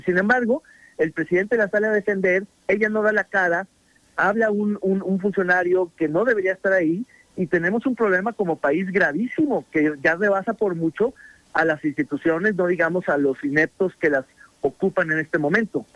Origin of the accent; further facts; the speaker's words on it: Mexico; nos jodimos como mexicanos